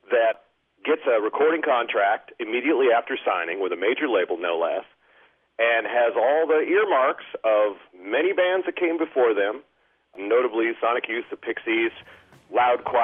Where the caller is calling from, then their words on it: Ben Lomond, California, United States; I'm calling from Ben Lomond, California.